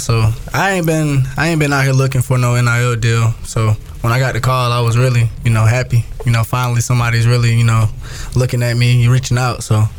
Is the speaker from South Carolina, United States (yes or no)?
yes; Spartanburg, South Carolina, United States; I'm from Spartanburg, South Carolina. You know, a little town in Spartanburg.